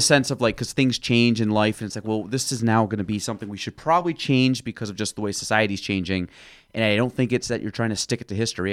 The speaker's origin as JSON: {"language": "English", "region": "New York", "country": "United States", "said": "I'm from New York"}